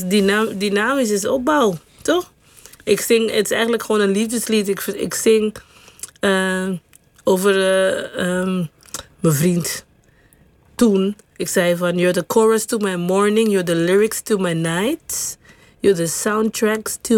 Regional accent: Caribbean Netherlands; moved away as an adult; also born or lived in Curaçao; now in Netherlands; Vooral dat ik gewoon van een klein eilandje. Je zei geboren op Sint Eustatius, maar ik ben geboren op Curaçao. Nou, maar op Sint Eustatius

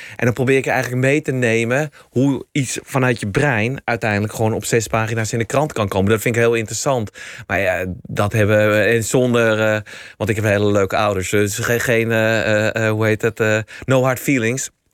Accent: Amsterdam, North Holland, Netherlands; Eh, ik ben Amsterdammer. Ik ben heel trots dat ik Amsterdammer ben

